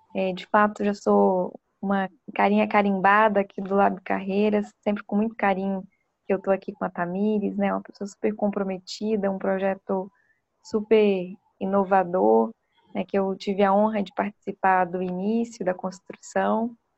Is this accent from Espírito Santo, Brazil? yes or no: yes; Vitória, Espírito Santo, Brazil; moved away as an adult; now in São Paulo, Brazil; eu sou capixaba, né? Nasci no Espírito Santo, em Vitória, e iniciei né, minha formação na Universidade Federal do Espírito Santo